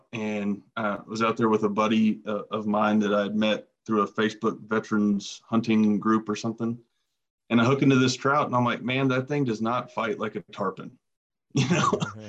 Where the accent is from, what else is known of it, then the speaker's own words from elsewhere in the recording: Jacksonville, Florida, United States; now in Wyoming, United States; Originally from Jacksonville, Florida. Come from a family of huge bass fishermen